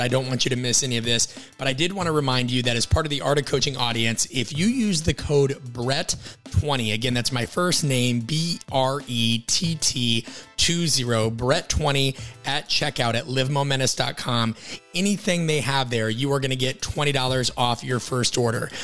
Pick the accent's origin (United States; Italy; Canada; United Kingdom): United States; Midwest; I'm from the Midwest West.